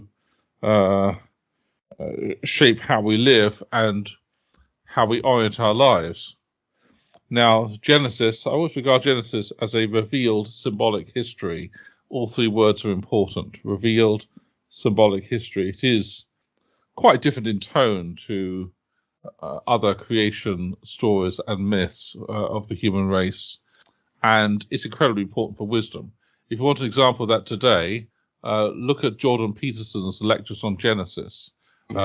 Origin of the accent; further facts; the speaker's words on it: United Kingdom; also born or lived in Oxford; I've lived most of my life near London